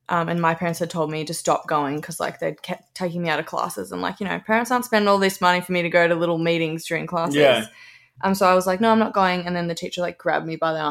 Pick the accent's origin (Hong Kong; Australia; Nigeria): Australia; Melbourne, Victoria; also born or lived in Berwick, Victoria; I was raised in Brighton